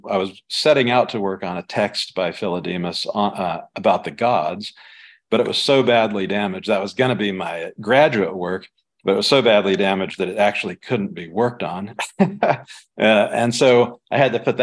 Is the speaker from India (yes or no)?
yes; South India, India; moved away; I knew from growing up in South India